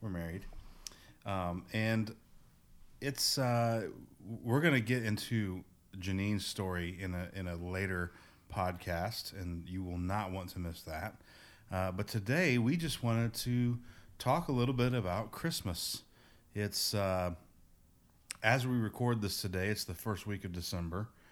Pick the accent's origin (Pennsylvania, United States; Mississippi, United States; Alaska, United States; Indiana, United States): Indiana, United States; near Indianapolis, United States; moved away; I grew up in, uh, near Indianapolis, Indiana